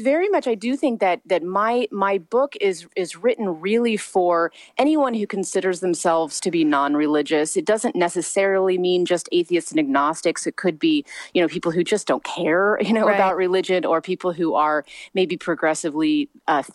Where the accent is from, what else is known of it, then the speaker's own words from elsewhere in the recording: Missouri, United States; moved away as an adult; now in Long Beach, United States; I was raised in the Midwest. I was raised in a very small town in Missouri